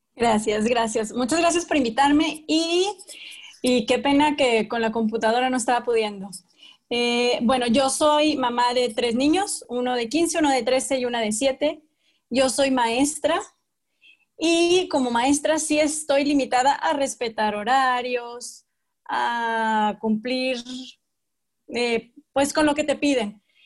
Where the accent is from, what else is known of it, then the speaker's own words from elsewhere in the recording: Torreón, Coahuila, Mexico; yo soy de Torreón